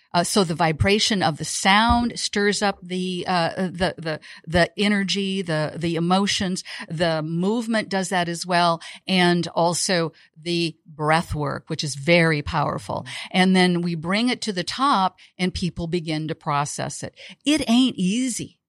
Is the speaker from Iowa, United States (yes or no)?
yes; Iowa, United States; also born or lived in Chicago / Costa Rica / Saint John; now in Tampa, Florida, United States; I'm a girl from Iowa, out of the Midwest.